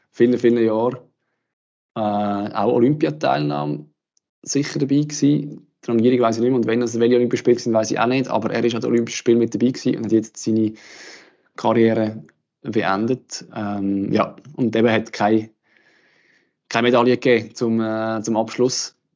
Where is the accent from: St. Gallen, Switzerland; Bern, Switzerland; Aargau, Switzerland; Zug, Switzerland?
Aargau, Switzerland; also, Aargauerin.